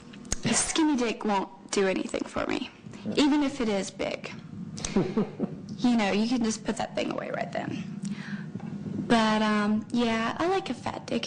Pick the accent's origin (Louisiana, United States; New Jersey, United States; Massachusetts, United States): Louisiana, United States; Baton Rouge; I'm from Louisiana.